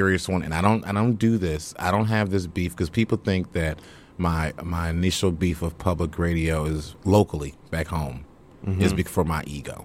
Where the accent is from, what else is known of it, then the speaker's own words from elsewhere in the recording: Chicago, Illinois, United States; moved away as an adult; now in Los Angeles, United States; born and raised in Chicago